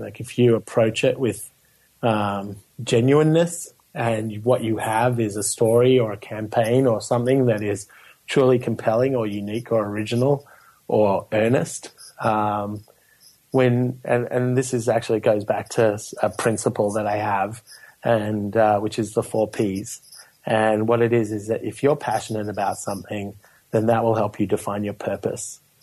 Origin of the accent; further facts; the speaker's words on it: Melbourne, Victoria, Australia; moved away; growing up in Melbourne, Australia